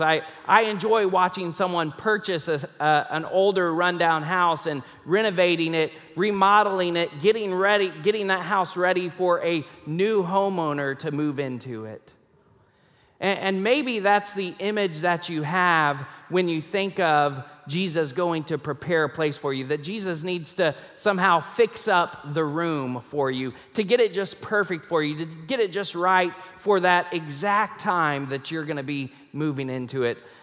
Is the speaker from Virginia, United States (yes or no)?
no; Rockport, Texas, United States; moved away as an adult; also born or lived in Tulsa, Oklahoma; now in Fort Worth, United States; when I was seven, we moved to Rockport, Texas, and we lived there for about ten years until I graduated from high school